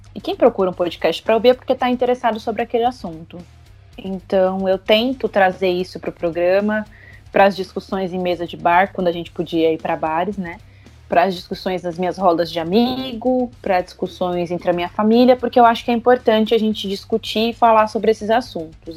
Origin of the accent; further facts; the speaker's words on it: Osasco, São Paulo, Brazil; eu sou de Osasco